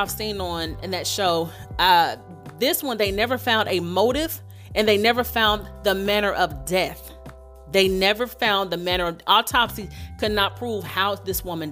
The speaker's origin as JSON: {"language": "English", "town": "Dayton", "region": "Ohio", "country": "United States", "tie": "born or raised there", "said": "coming out of my hometown, Dayton, Ohio"}